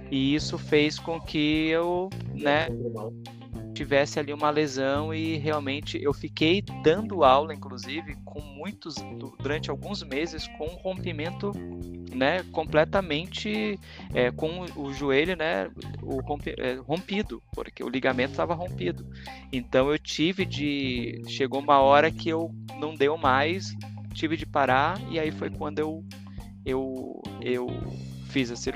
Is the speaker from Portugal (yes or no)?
no; Caxias do Sul, Rio Grande do Sul, Brazil; now in São Paulo, Brazil; Gosto muito de Curitiba, mas eu sou gaúcho, né? Eu sou de Porto Alegre, de Caxias do Sul, com carreira em Porto Alegre.